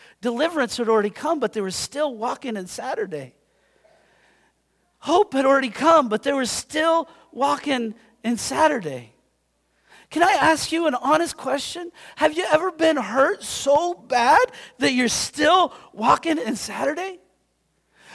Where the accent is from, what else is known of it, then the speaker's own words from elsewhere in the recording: United States; I consider myself a Christian. Do you know why? Because I'm American